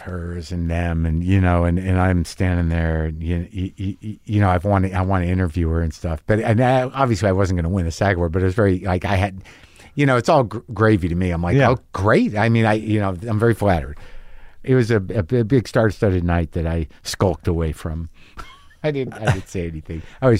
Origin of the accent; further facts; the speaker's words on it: New Mexico, United States; I mean, I grew up in New Mexico, and man, when Tejas came out, I grew up in the Southwest.